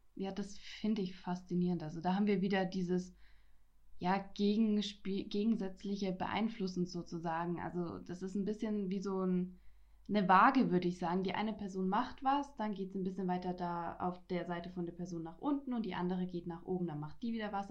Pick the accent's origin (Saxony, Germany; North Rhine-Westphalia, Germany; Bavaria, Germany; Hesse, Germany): Bavaria, Germany; Franconia; ich komme aus Franken, ich bin Frankin